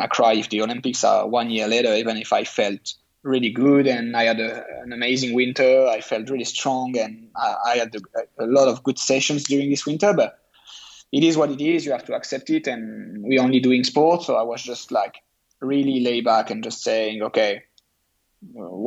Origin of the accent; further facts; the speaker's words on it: France; my home country